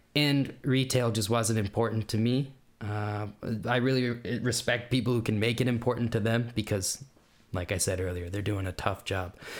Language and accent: English; Kansas, United States; accent: American; moved away as an adult; also born or lived in Washington / Berlin, Germany; now in Germany; we had just moved to Kansas. I was born in Washington. Uh, we had just moved to Kansas, where my mom's from